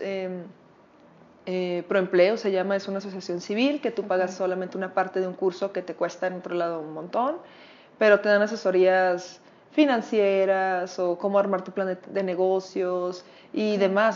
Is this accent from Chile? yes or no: no; Culiacán, Sinaloa, Mexico; moved away as an adult; now in Mexico City, Mexico; Me mudo a la Ciudad de México, yo soy de Culiacán, Sinaloa